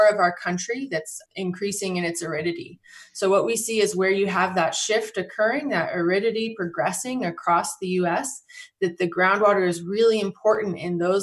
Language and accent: English; Colorado, United States; I grew up in Colorado and I grew up on a farm